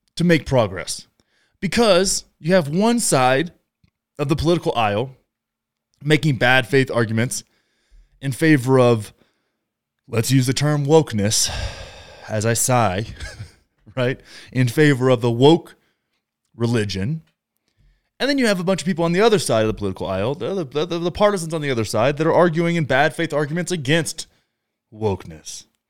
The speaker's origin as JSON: {"language": "English", "region": "Texas", "country": "United States", "tie": "born or raised there", "said": "where I grew up, in Texas."}